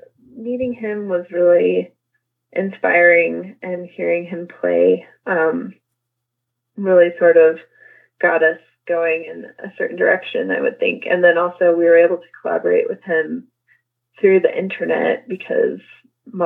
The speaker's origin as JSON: {"language": "English", "region": "New Mexico", "country": "United States", "tie": "born or raised there", "also_born_or_lived": "Albuquerque, New Mexico", "said": "I grew up in New Mexico. I was born in Albuquerque, but I grew up in like a tiny, tiny little town in the country."}